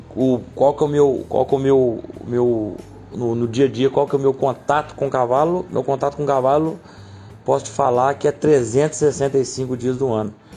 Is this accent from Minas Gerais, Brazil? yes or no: yes; Cruzília, Minas Gerais, Brazil; Sou de Cruzilha